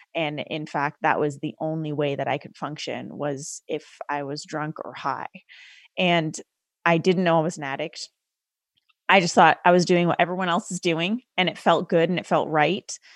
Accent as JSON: {"language": "English", "country": "Canada", "tie": "born or raised there", "said": "I was raised as a first generation Sikh Indian woman in Canada"}